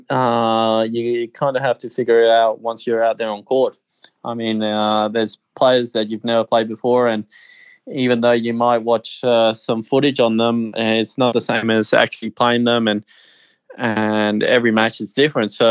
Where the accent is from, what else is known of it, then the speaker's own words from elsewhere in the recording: Australia; born there; I was born in Australia. I I really have always felt Australian